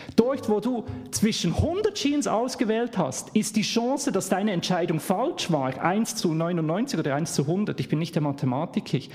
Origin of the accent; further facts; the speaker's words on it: Bern, Switzerland; accent: Swiss; Ich komme aus der Schweiz, man hört es